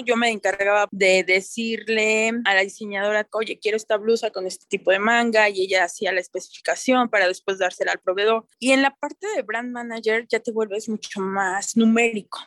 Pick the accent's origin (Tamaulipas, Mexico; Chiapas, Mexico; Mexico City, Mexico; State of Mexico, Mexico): State of Mexico, Mexico; Toluca; yo soy de Toluca